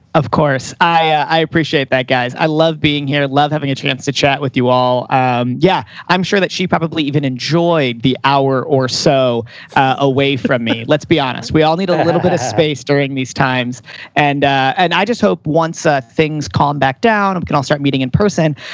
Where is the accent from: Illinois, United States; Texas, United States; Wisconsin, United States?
Illinois, United States; Chicago; moved away; I come from Chicago